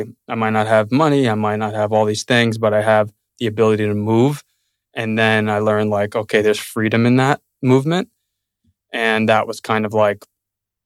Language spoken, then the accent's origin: English; New York City, New York, United States; now in Austin, United States; Born and raised in Brooklyn